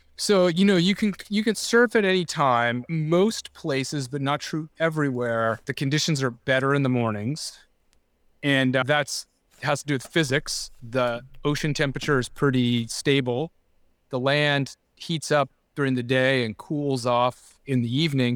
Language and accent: English; Laguna Beach, California, United States; also born or lived in San Clemente; I grew up in Laguna Beach